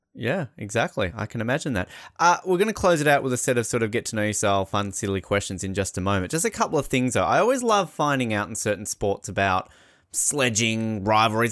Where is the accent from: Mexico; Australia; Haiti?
Australia; as an Australian